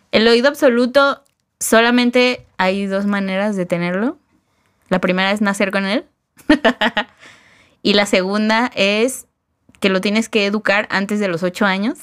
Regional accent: Mexico; para nosotros mexicanos

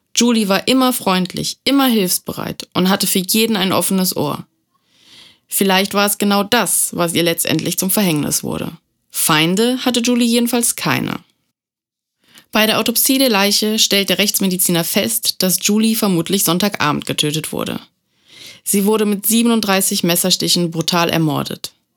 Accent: Germany; bei uns in Deutschland

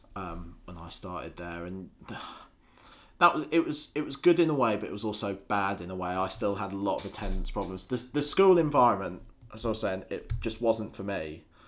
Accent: Scotland, United Kingdom; also born or lived in Lincolnshire; I spent the majority of my childhood living up in Scotland.

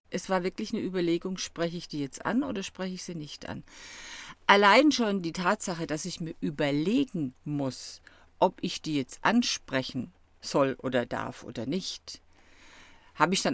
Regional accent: Stuttgart, Baden-Württemberg, Germany; born there; Also übrigens, ich bin hier in Süddeutschland geboren, also hier gerade um die Ecke in Stuttgart.

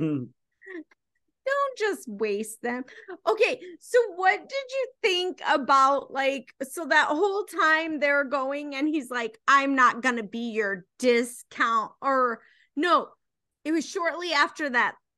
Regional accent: United States; We're American

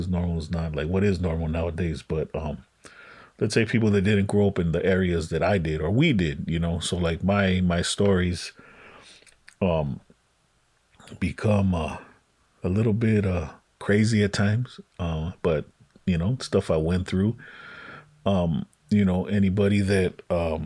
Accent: Los Angeles, California, United States; also born or lived in Westlake, Los Angeles; I grew up on Western. Well, I moved around quite a bit when I was little, but you know, I ultimately ended up on like Western Ave in like Koreatown

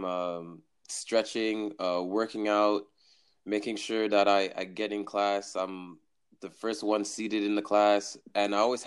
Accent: Montreal, Quebec, Canada; now in Brampton, Canada; I'm a Montreal native. I was born in Montreal, NDG. And right now, currently, my hometown is Brampton, Ontario.

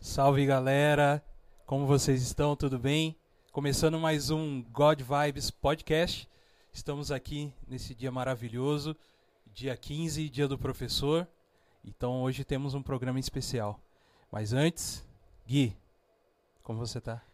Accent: São José dos Campos, São Paulo, Brazil; Nascido e criado aqui

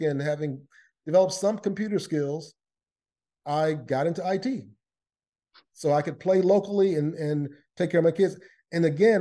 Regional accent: Lakeland, Florida, United States; I grew up in Lakeland, Florida, which is in the east coast of the United States

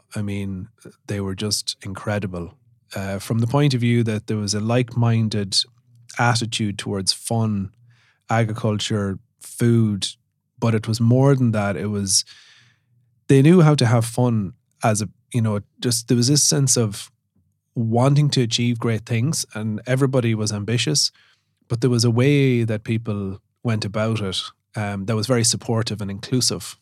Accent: Sligo, Connacht, Ireland; I grew up in Sligo, small, small rural community

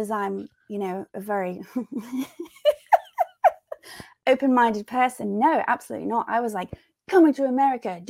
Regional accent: England, United Kingdom; moved away as an adult; now in United States; growing up in England

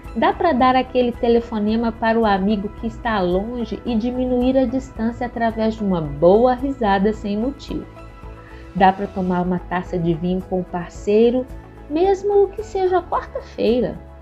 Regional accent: Belo Horizonte, Minas Gerais, Brazil; Eu sou mineira de Belo Horizonte

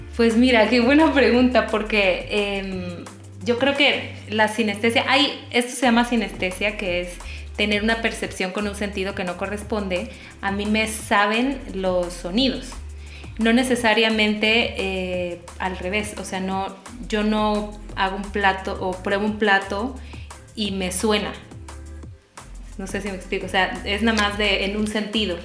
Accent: Tabasco, Mexico; soy de Tabasco

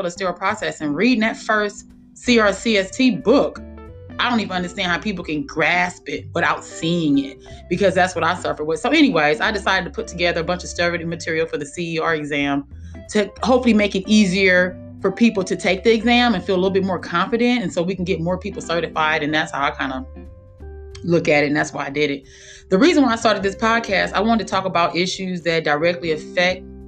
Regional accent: Los Angeles, California, United States; moved away as an adult; also born or lived in Colorado; I'm from Los Angeles

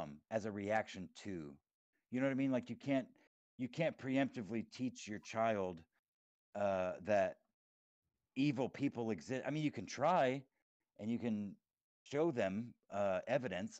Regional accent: Texas, United States; moved away as an adult; my childhood growing up in Texas, was 10 years ago when I moved up to the area that I live in now

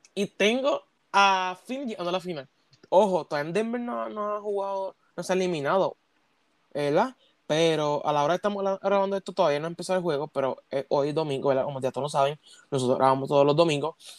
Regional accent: Puerto Rico; como hicimos acá en Puerto Rico

